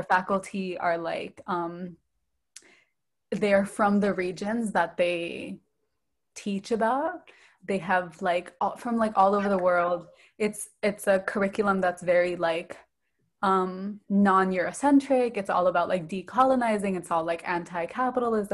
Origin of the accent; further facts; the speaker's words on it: Stockton, California, United States; accent: Californian; moved away as an adult; now in London, United Kingdom; I come from Stockton, right? Rated like number one diverse city in America